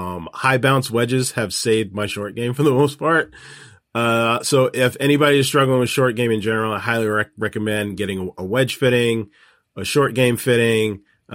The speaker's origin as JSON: {"language": "English", "region": "California", "country": "United States", "said": "Like, it doesn't make a ton of sense to me when being a Californian. I know how great the weather is on the West Coast this time of year in August."}